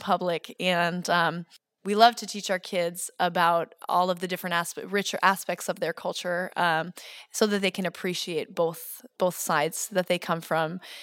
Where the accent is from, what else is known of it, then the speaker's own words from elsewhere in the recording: suburb of Boston, Massachusetts, United States; moved away as an adult; also born or lived in Texas / New Hampshire; now in Holland, Michigan, United States; I grew up in Massachusetts.